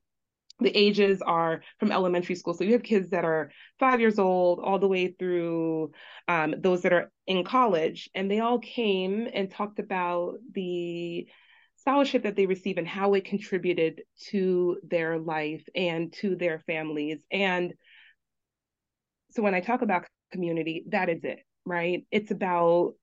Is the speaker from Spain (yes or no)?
no; Jamaica; also born or lived in Brooklyn, New York, United States; now in Long Island, New York, United States; we grew up in Jamaica at very humble beginnings